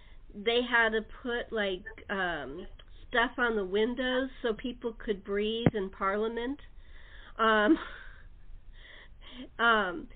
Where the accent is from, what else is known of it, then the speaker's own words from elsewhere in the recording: California, United States; As a Californian